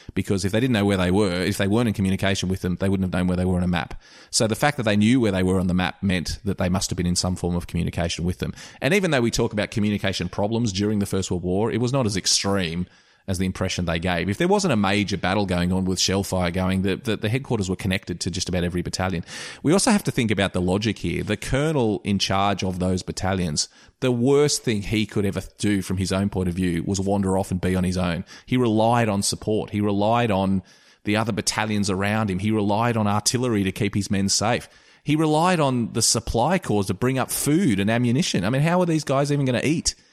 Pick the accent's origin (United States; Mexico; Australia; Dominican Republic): Australia; I'm an Australian